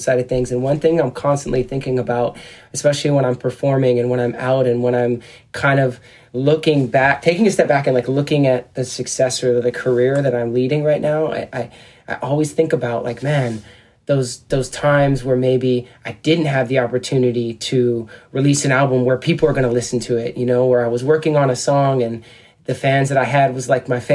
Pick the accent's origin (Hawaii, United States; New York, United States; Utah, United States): Hawaii, United States; moved away as an adult; also born or lived in Seattle, Washington / San Diego, California; He took my brother and I out to Hawaii, where my dad had gotten a job out there. And so I was in Hawaii, and my brother and I grew up there for about 10 years.